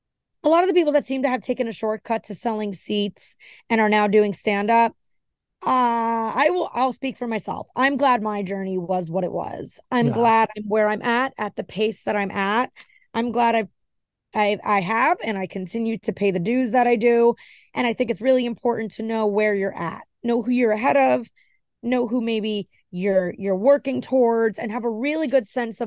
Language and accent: English; New York, United States; I'm an Italian from New York, so I relate to how he just is.